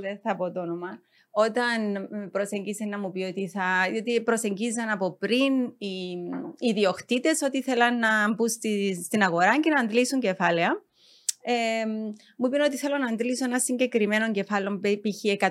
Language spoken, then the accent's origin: Greek; Nicosia, Nicosia District, Cyprus; γεννήθηκα στη Λευκοσία.